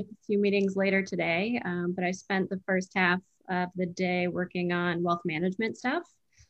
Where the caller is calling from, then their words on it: New York, United States; I'm zooming in from Midtown Manhattan, pretty close to Times Square.